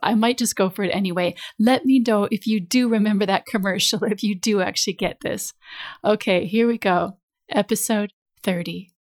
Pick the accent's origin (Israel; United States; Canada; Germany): United States; moved away as an adult; now in London, United Kingdom; us both being American